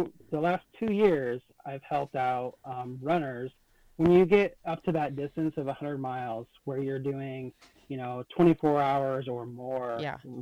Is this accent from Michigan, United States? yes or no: no; Vinton, Iowa, United States; my hometown, Vinton